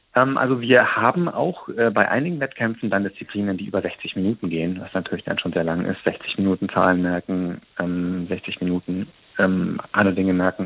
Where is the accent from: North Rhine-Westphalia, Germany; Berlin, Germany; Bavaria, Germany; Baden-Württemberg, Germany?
Bavaria, Germany; Munich; meiner Heimatstadt München